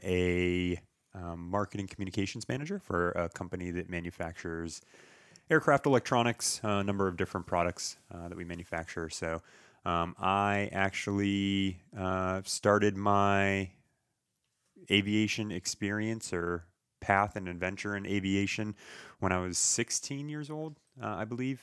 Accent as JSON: {"language": "English", "town": "Townsend", "region": "Massachusetts", "country": "United States", "tie": "born or raised there", "also_born_or_lived": "Nashua, New Hampshire", "moved": "as an adult", "lives_now": "Fort Worth, United States", "said": "I grew up in Townsend."}